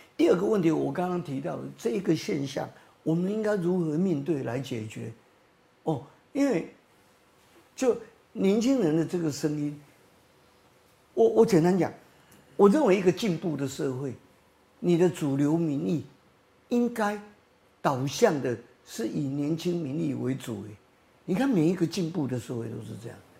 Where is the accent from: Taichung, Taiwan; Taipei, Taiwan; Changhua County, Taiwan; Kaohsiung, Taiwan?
Taipei, Taiwan; also born or lived in Datong District, Taipei; 因为我出生在这个大同中山的边缘，我在这个T G楼卡出生，哦，哦，哦。但是我长大是在中山区，我念的也是中山国小新兴国中